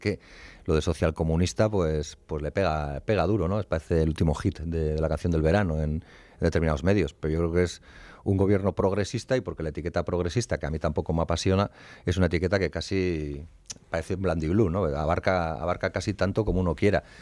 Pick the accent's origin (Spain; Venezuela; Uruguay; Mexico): Spain; Basque Country; yo nací en Euskal Herria y vivo en Euskal Herria